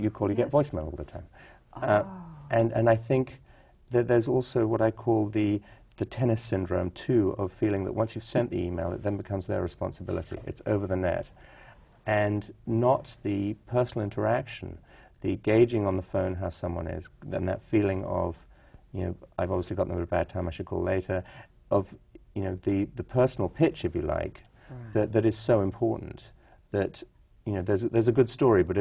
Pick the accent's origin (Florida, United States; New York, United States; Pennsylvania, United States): New York, United States; also born or lived in California; I was taken to a lot of theater growing up in New York